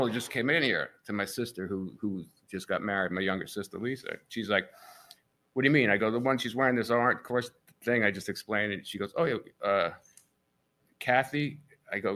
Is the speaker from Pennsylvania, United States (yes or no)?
no; New York, United States; now in Leipers Fork, United States; I didn't say talking because I'm from New York.